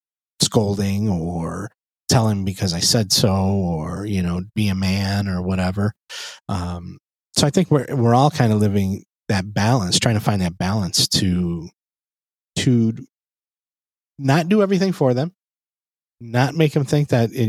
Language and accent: English; United States; I was born and raised in the States